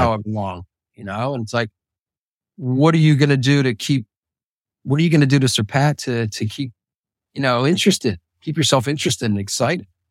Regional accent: Pittsburgh, Pennsylvania, United States; I was growing up in Pittsburgh

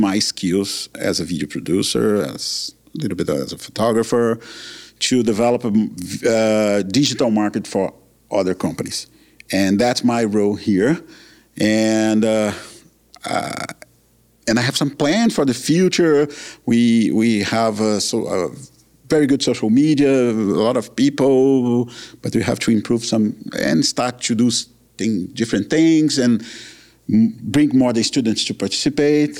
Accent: Brazil; moved away as an adult; also born or lived in Calgary, Canada; now in Canada; I'm from Brazil

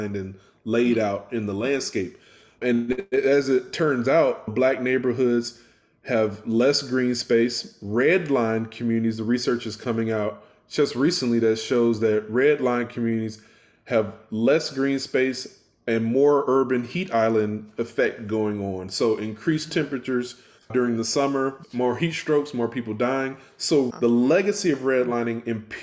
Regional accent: Houston, Texas, United States; also born or lived in Memphis / Atlanta; now in Baltimore, United States; growing up in the Houston area

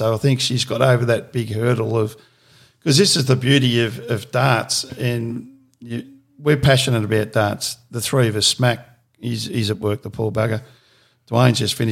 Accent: Victoria, Australia; Growing up in Victoria

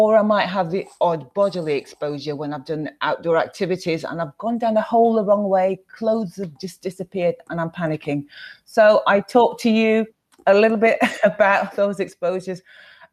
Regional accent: West Midlands, United Kingdom; moved away as an adult; now in Sheffield, United Kingdom; I was born in the West Midlands, and it also has a bit of a nickname called the Black Country. It's not just because of people in the Caribbean that went there. It was about the industry at the time. So, and then I grew up there

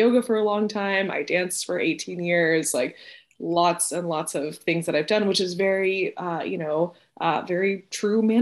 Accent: Houston, Texas, United States; also born or lived in Venezuela; I'm originally from Venezuela and I moved to Houston when I was 7. So I've been in Texas for most of my life

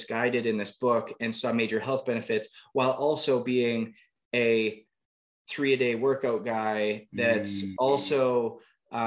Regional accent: Canada; now in New York, United States; growing up in Canada, was playing hockey just like everybody else.

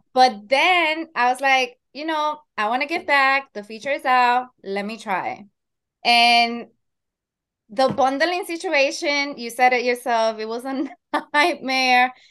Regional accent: Dominican Republic; now in Long Island, New York, United States; I am Dominican, that's my home country, Dominican Republic, and I am based in New York, Long Island

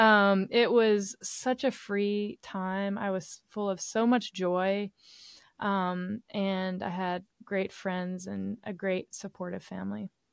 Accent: East Tennessee, United States; now in Nashville, United States; my hometown, which is in East Tennessee. Um, I live in Middle Tennessee, where Nashville is

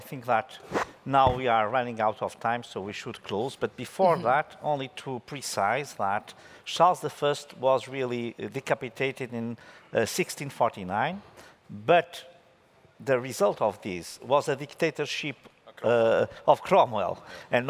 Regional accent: Porto, Norte, Portugal; I come from Porto

